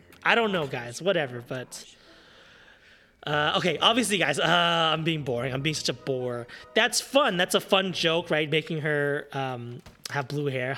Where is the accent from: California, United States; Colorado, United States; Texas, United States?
California, United States; Southern; I grew up in Southern California